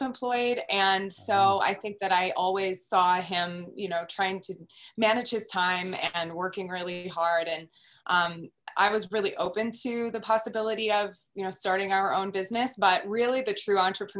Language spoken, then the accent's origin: English; Nebraska, United States; moved away as an adult; also born or lived in East Coast / California; I grew up in Nebraska, was born and raised a Husker, went to the University of Nebraska, and kind of traveled around after that. I did some work and lived out on the East Coast for a while